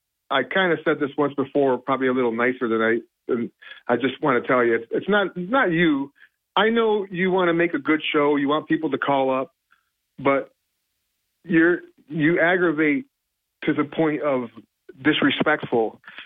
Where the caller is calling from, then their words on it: Binghamton, New York, United States; in Binghamton.